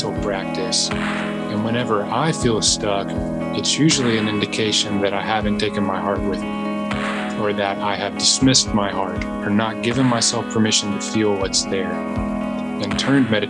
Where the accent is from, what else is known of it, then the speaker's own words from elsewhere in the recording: Southeast United States, United States; I grew up in the Southeast United States, very religiously conservative neck of the woods